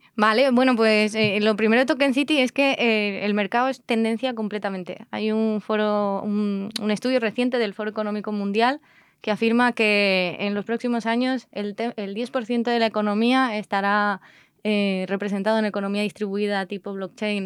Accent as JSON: {"language": "Spanish", "town": "Tejina", "region": "Canary Islands", "country": "Spain", "tie": "born or raised there", "said": "en Tenerife que yo soy de Tenerife, pues la casa donde me crié en Tenerife"}